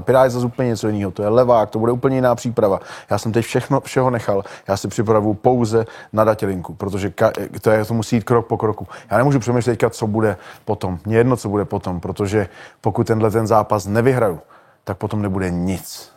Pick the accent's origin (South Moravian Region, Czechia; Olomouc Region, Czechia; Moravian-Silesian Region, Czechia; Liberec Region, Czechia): Olomouc Region, Czechia; Olomouc; v Olomouci, v mým, v mým rodným městě